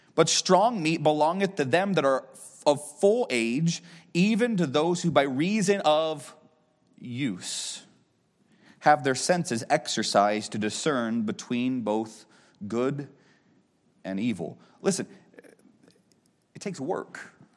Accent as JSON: {"language": "English", "town": "Erie", "region": "Pennsylvania", "country": "United States", "tie": "born or raised there", "also_born_or_lived": "Knoxville, Tennessee", "moved": "as an adult", "said": "I grew up in Erie, Pennsylvania, at Walnut Creek Baptist Church."}